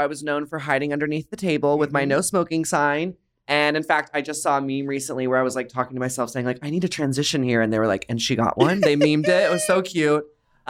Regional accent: Dallas, Texas, United States; now in Los Angeles, United States; As you can tell from my accent, I am from Dallas, Texas. And it was not very easy growing up looking like this.

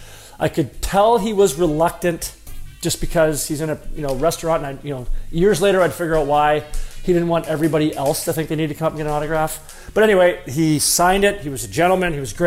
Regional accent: Dryden, Ontario, Canada; I grew up in Dryden. Great town, loved living there.

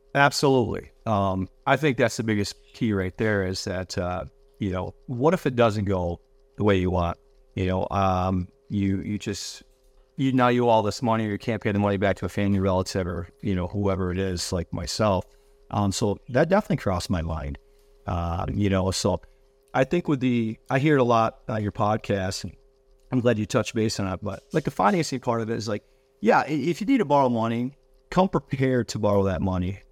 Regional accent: Grand Rapids, Michigan, United States; moved away; I'm originally from Michigan. Greater Rapids, Michigan, towards Lake Shore

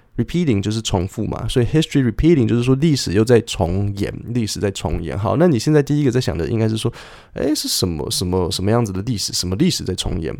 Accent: Taipei, Taiwan; 我小时候好讨厌台北，就冬天的时候就是下雨，然后脚都会是湿的，然后夏天的那个午后雷阵雨就是又湿又黏

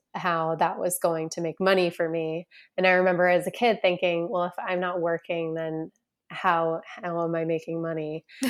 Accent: Boston, Massachusetts, United States; I'm originally from the Boston, Massachusetts area, northeastern part of the United States

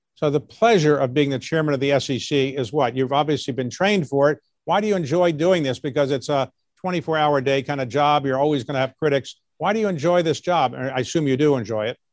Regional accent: Baltimore, Maryland, United States; I grew up in Baltimore

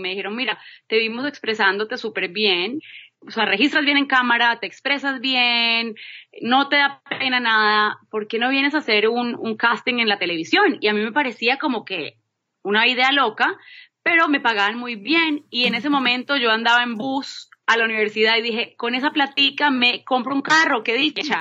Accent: Manizales, Caldas, Colombia; moved away as an adult; also born or lived in Bogotá, Colombia / Boston, United States; soy colombiana, nací en Manizales

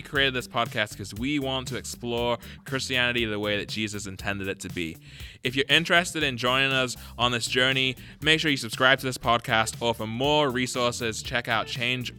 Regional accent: England, United Kingdom; moved away; also born or lived in Jamaica; I'm English

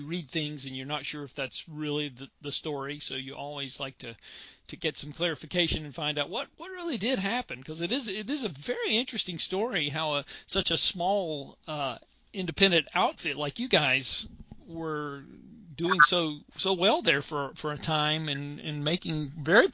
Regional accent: Charlotte, North Carolina, United States; I grew up in the Charlotte, North Carolina area

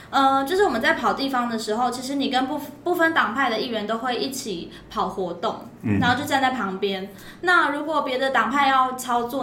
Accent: Kaohsiung, Taiwan; moved away as an adult; 党团主任就有问我说要不要回我的家乡选举看看。

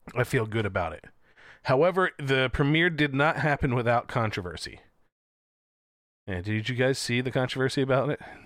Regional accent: Philadelphia, Pennsylvania, United States; we're from Philly

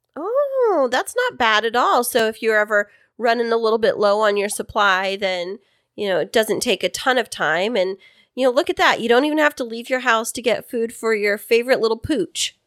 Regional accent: Central Valley of California, United States; I am from the Central Valley of California

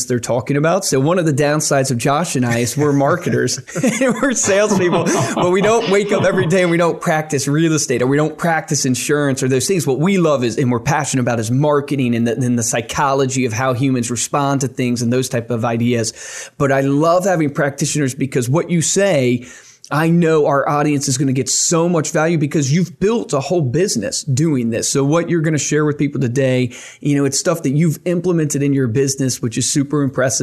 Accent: Virginia, United States; I grew up in Virginia

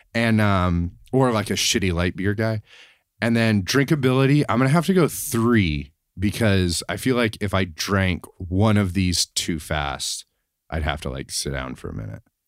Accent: Tennessee, United States; growing up where I grew up in Tennessee was really close to where Dolly Parton grew up

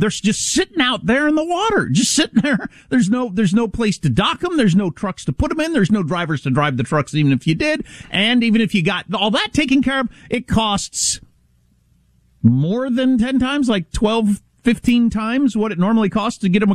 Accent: United States; as an American

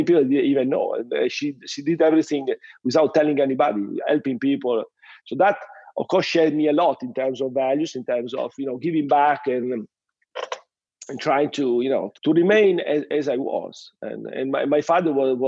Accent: Reggio Emilia, Emilia-Romagna, Italy; English is a second language; also born or lived in Paris / London / Sydney; I grew up in the same house where I still live, in close to Reggio Emilia with my family. I mean, I was born in this same house where I stay now with my kids and my wife.

